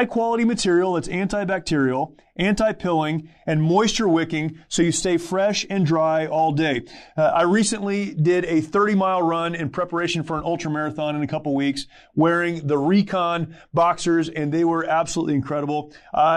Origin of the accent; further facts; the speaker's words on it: California, United States; I'm a California kid.